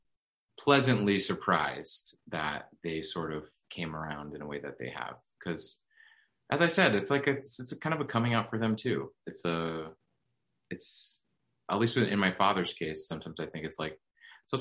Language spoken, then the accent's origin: English; suburbs of Massachusetts, United States; now in New York, United States; my family in the suburbs of Massachusetts